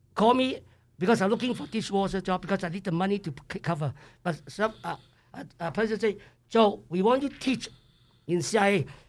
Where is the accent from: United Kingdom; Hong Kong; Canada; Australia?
Hong Kong; English is a second language; moved away as an adult; also born or lived in Idaho; now in United States; I come from Hong Kong, uh, nineteen seventy-two, uh, September eleven